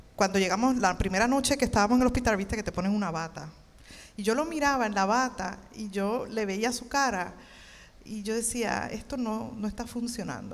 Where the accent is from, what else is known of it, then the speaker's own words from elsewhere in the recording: Levittown, Puerto Rico; moved away as an adult; now in Dallas, United States; yo soy de Levitown